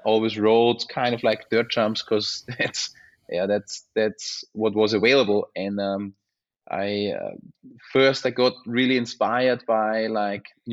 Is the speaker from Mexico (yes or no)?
no; Unterstinkenbrunn, Lower Austria, Austria; born or raised there; English is a second language